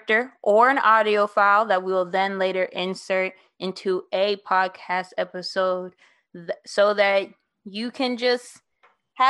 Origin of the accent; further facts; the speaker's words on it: New Orleans, Louisiana, United States; also born or lived in New York City / Oklahoma; I am from New Orleans. I moved there around time of middle school.